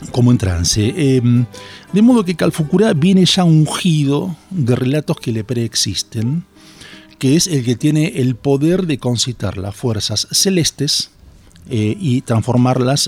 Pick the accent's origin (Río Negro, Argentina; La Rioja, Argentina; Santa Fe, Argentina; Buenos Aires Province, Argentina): Buenos Aires Province, Argentina; Bahía Blanca; yo soy de Bahía Blanca, laburé mucho con, con, agrupaciones indígenas en Bahía Blanca